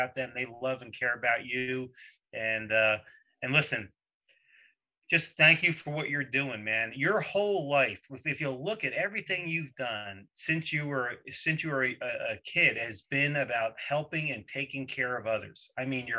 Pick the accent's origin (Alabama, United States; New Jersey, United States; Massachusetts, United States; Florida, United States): New Jersey, United States; south of Morristown; moved away; That's real close to where I'm from, actually. South of there